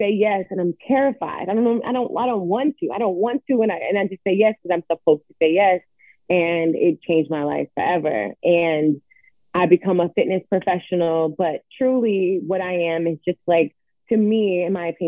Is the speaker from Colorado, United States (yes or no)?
no; Atlanta, Georgia, United States; moved away as an adult; also born or lived in New York; now in Los Angeles, United States; I grew up in Atlanta, Georgia